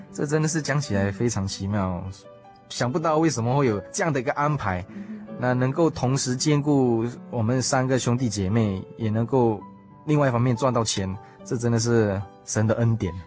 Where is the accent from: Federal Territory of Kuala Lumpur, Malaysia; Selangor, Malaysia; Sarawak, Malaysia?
Selangor, Malaysia; Subang Jaya; moved away as an adult; also born or lived in South Australia; now in Taiwan; 小弟来自马来西亚靠近首都的地方，名叫吉隆坡。 那真正家的环境是靠近国际机场，它的地方名叫苏邦